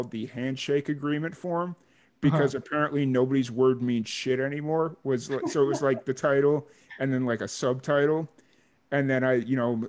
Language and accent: English; Chicago, Illinois, United States; growing up in the South Side of Chicago